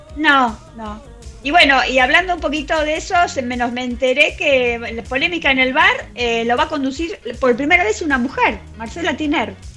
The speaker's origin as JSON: {"language": "Spanish", "country": "Argentina"}